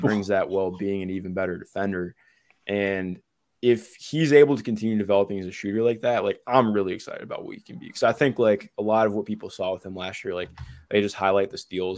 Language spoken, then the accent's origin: English; Ohio, United States; I'm from Ohio